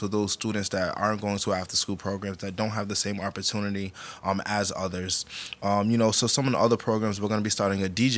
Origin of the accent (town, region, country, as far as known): Providence, Rhode Island, United States; born or raised there